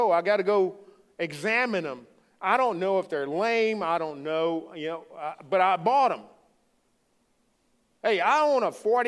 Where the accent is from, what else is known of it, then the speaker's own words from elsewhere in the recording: Louisiana, United States; accent: Cajun; moved away; I'm from the Bayou State, great state of Louisiana.